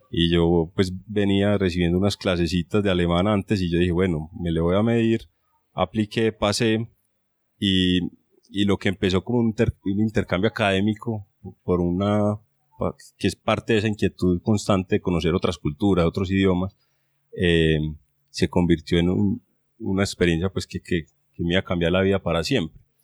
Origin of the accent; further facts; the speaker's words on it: Medellín, Antioquia, Colombia; also born or lived in Grenoble, France; colombiano, soy de Medellín